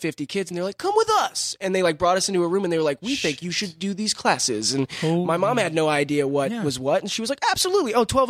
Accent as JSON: {"language": "English", "town": "Covina", "region": "California", "country": "United States", "said": "I'm from here. I'm from Covina, which is like 30 minutes east."}